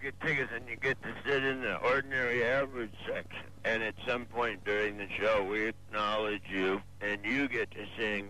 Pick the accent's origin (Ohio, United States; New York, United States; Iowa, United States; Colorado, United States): Ohio, United States; No, I just give you your basic, hi, I'm from Ohio version.